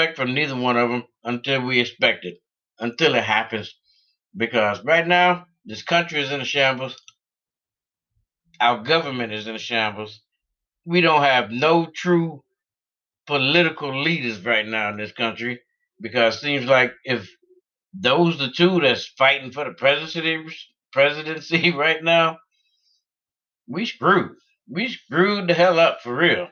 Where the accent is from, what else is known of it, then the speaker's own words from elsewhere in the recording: United States; we as the American people